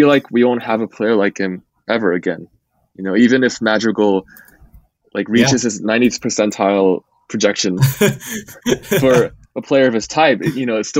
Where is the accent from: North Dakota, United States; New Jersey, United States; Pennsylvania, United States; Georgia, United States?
New Jersey, United States; I grew up in New Jersey and my dad was a Yankees fan